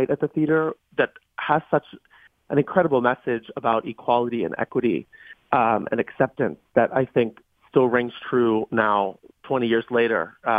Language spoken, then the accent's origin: English; Baldwin, Pennsylvania, United States; moved away as an adult; I grew up in Baldwin, so I'm a South Hills boy.